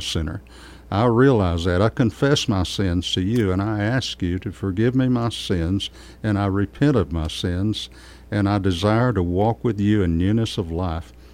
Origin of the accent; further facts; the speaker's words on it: Kerrville, Texas, United States; I was born and raised in Kerrville